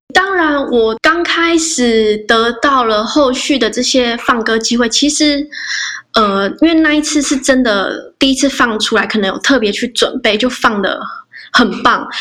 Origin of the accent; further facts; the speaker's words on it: Hualien, Hualien County, Taiwan; 我是来自花莲的阿美族